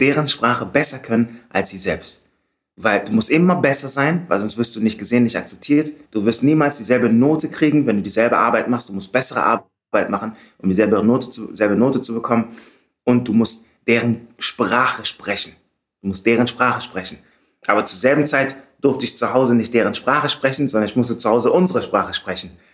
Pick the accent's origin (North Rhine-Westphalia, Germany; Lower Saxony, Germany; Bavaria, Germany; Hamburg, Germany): North Rhine-Westphalia, Germany; Düsseldorf; also born or lived in Ghana; now in Berlin, Germany; lebe in Berlin, bin in Düsseldorf groß geworden, bin aus Ghana